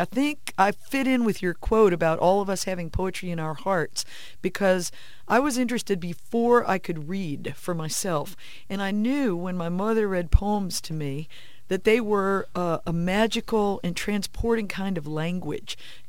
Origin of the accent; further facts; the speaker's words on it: St. Louis, Missouri, United States; born there; also born or lived in Jerusalem; now in San Antonio, United States; I live in San Antonio, Texas, with my husband and son, and I have traveled a lot. I did not grow up in San Antonio. I was born in St. Louis and also lived in Jerusalem